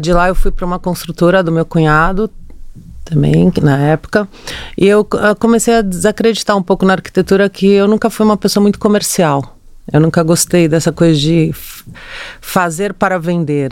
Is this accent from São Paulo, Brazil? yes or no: yes; São Paulo, Brazil; Eu nasci em São Paulo